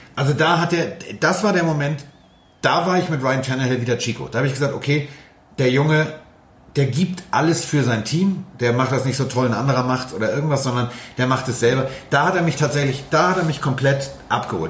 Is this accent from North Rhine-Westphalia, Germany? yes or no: no; Hamburg, Germany; Also ich bin Hamburger